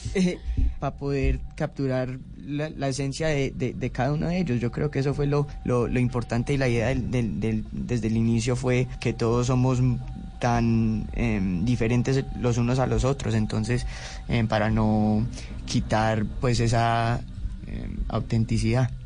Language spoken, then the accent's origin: Spanish; Los Angeles, California, United States; Spanish is a second language; yo crecí pues en, Los Ángeles y, soy colombiano de, padres colombianos